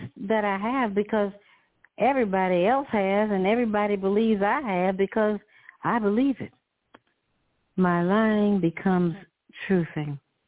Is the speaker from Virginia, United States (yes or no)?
yes; Lawrenceville, Virginia, United States; moved away; I learned to swim when I was 8 years old in my hometown, Lawrenceville, Virginia